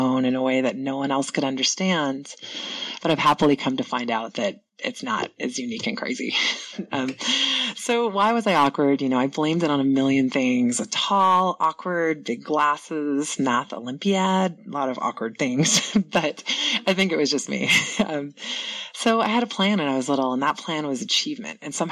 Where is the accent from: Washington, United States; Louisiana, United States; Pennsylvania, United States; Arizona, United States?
Washington, United States; Seattle; moved away as an adult; I grew up in Ballard in the 70s